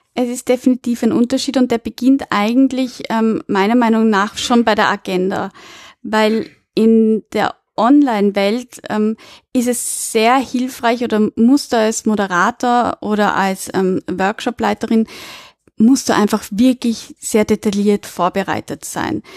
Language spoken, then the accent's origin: German; Austria; bei uns in Österreich